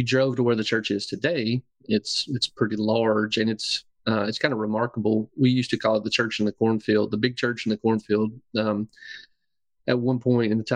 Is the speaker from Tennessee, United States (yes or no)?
yes; Tennessee, United States; landing back in my hometown was largely a matter of, I love these people